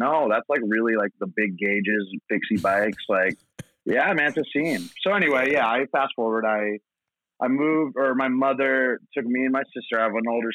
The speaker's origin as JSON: {"language": "English", "town": "Portland", "region": "Oregon", "country": "United States", "tie": "born or raised there", "also_born_or_lived": "Philippines", "moved": "as an adult", "lives_now": "Santa Barbara, United States"}